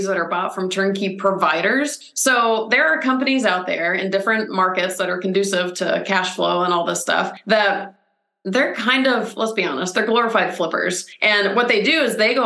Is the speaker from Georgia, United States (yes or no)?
yes; Atlanta, Georgia, United States; now in California, United States; I'm from Atlanta originally